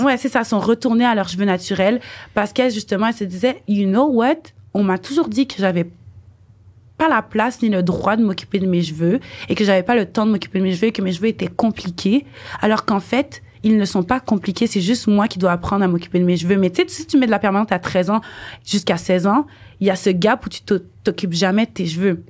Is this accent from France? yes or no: no; Montreal, Quebec, Canada; je suis née ici, à Montréal